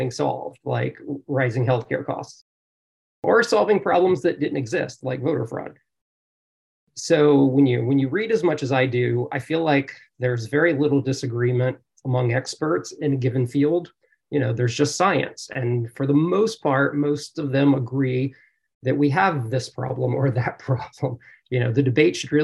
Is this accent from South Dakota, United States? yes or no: no; South Louisiana, United States; moved away as an adult; now in California, United States; in South Louisiana, where I grew up